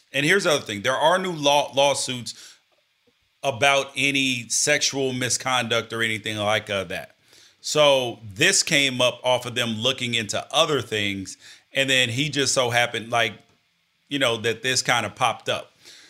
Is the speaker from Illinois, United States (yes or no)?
no; Memphis, Tennessee, United States; born there; because I was born in Memphis. So I was watching the Memphis territory